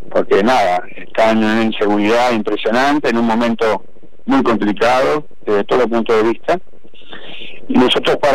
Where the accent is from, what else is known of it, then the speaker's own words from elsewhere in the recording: Punta del Este, Maldonado, Uruguay; yo nací acá en Punta del Este, mi familia tiene 110 años en Punta del Este.